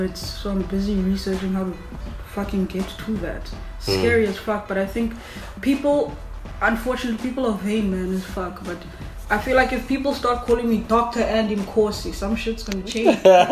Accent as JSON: {"language": "English", "country": "Qatar", "said": "Bro, I'm from Qatar. I get bored doing one thing"}